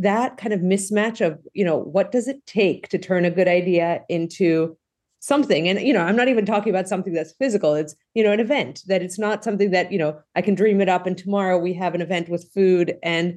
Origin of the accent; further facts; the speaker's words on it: Greece; moved away as an adult; now in United States; the folks who know me knew I grew up in Greece. So, you know, I came to the U.S. for college and I went to school in Greece.